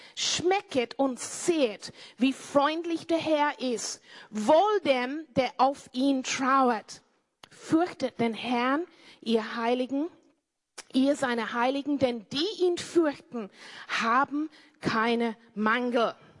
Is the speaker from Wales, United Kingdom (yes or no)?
no; Cornwall, South West England, United Kingdom; German is a second language; moved away as an adult; now in Austria; zu meiner Family, Family zurückgegangen in Cornwall in Großbritannien, wo meine Eltern Bauern sind. Ich bin eine Bauerntochter.